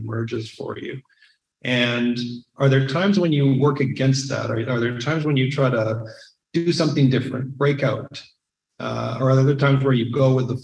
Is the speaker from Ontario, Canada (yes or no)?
no; Saskatchewan, Canada; growing up in Saskatchewan